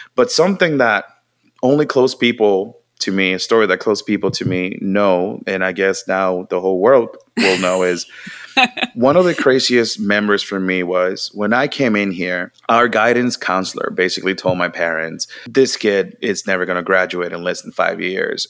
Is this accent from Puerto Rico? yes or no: yes; Mayagüez, Puerto Rico; English is a second language; moved away as an adult; now in United States; I was born and raised in Puerto Rico